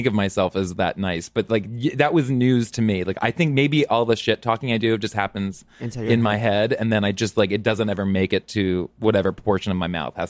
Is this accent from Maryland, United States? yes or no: yes; just north of Baltimore, Maryland, United States; I grew up in Maryland, just north of Baltimore.